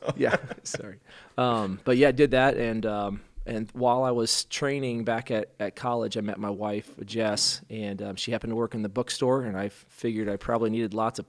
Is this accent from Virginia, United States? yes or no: no; Rhinebeck, Iowa, United States; Well, I hail from Rhinebeck, Iowa, which is a town of 2,000 up by Cedar Falls, and grew up there in a kind of a non-believing household.